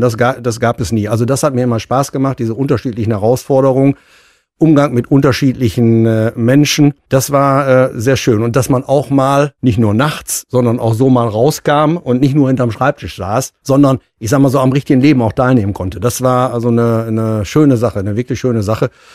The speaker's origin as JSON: {"language": "German", "town": "Münster", "region": "North Rhine-Westphalia", "country": "Germany", "tie": "born or raised there", "said": "ich bin ja auch gebürtiger Münsteraner, bin ja nie weggekommen"}